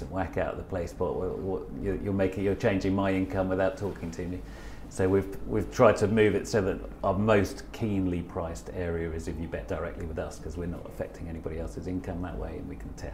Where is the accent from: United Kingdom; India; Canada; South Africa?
United Kingdom; Newmarket, East of England; I grew up in Newmarket